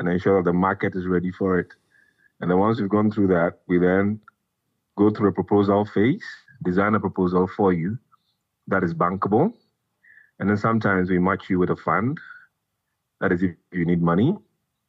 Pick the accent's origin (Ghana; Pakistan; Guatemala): Ghana; I am from Ghana, born in Ghana, bred in Ghana, schooled in Ghana.